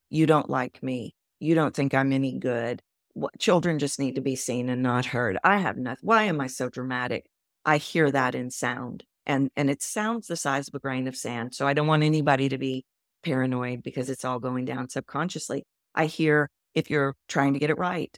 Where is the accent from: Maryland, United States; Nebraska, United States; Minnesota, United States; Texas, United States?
Texas, United States; moved away; also born or lived in New York City; I'm from Texas.